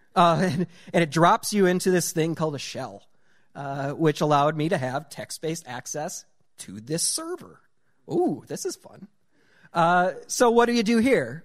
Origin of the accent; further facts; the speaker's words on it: rural North Dakota, United States; growing up in ru-, uh, rural North Dakota